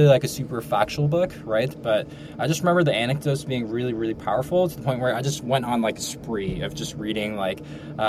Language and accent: English; Ridgewood, New Jersey, United States; I grew up in North Jersey, suburbs, Ridgewood, Bergen County